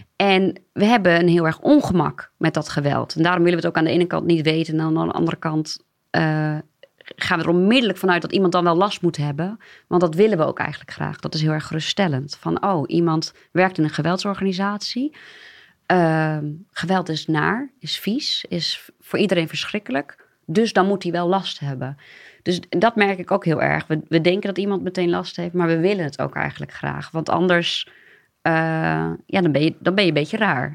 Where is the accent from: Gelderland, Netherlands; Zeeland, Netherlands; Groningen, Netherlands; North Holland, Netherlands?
Groningen, Netherlands; a small village in; moved away as an adult; now in Amsterdam, Netherlands; Maar ik, kom, en dat is vast aan me te horen, uit een, eh, een klein dorpje in eh, Groningen. Ehm, en eh, ja, tot mijn achttiende gewoond